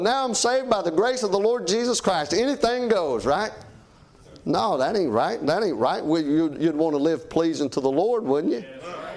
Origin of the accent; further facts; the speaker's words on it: United States; I'm an American